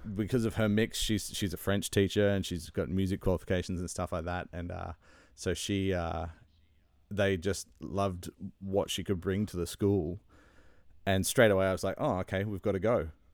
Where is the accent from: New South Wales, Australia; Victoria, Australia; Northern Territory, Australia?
New South Wales, Australia; Sydney; moved away as an adult; now in Ontario, Canada; I grew up in Sydney